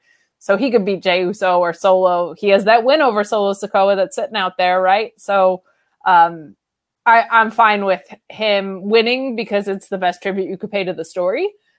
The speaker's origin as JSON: {"language": "English", "country": "United States"}